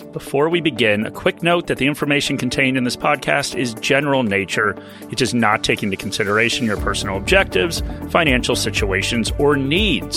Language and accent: English; United States; accent: American; now in Australia; as you can probably tell from my accent, I am a dual citizen, so I have retirement accounts in the U S